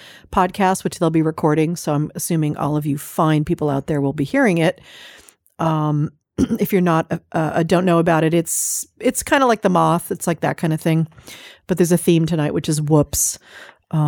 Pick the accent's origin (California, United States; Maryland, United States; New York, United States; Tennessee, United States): California, United States; I'm a Californian